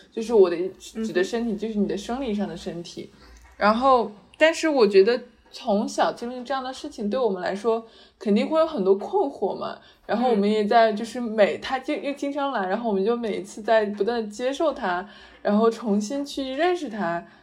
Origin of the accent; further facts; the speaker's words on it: China; moved away; 我们是出生在一个东亚的社会嘛